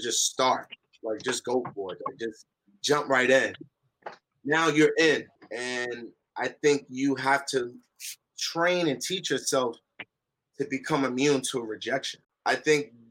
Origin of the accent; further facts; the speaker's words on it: Newark, New Jersey, United States; We grew up in Newark. I'm from Newark, New Jersey